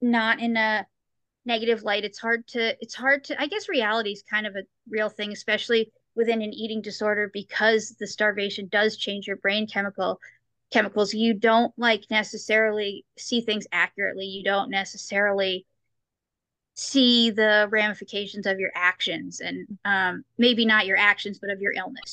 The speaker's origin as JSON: {"language": "English", "region": "New York", "country": "United States", "moved": "yes", "lives_now": "St. Louis, United States", "said": "I'm from New York. I used to live in New York. I'm in St. Louis now"}